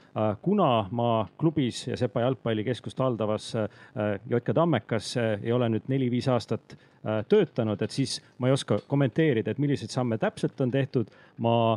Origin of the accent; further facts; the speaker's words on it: near Rakvere, Lääne-Viru County, Estonia; moved away; also born or lived in Tartu; ma kasvasin üles äh, Rakvere lähedal, endises kolhoosikeskuses